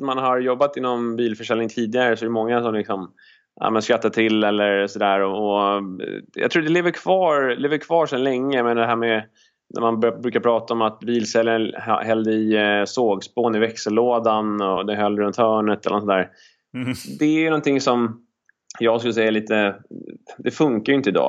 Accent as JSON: {"language": "Swedish", "country": "Sweden", "moved": "as an adult", "said": "när jag är hemma i Sverige"}